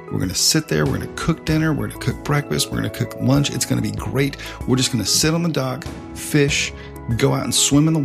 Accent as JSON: {"language": "English", "region": "the South", "country": "United States", "tie": "born or raised there", "said": "growing up in the South"}